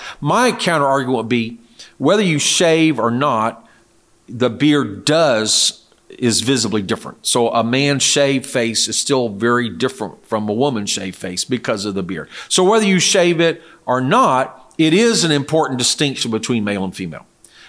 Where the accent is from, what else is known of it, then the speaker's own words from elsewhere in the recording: South Korea; I remember I grew up in Korea. In that culture, traditionally, at least the time I was there, the 60s and 70s, men would invariably shave.